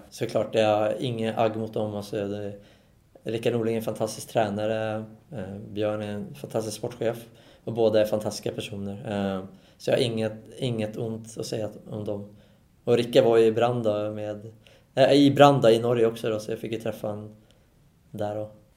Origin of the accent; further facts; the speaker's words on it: Solna, Stockholm County, Sweden; moved away as an adult; now in Norway; jag är Solna-kille och är uppvuxen och stått i klacken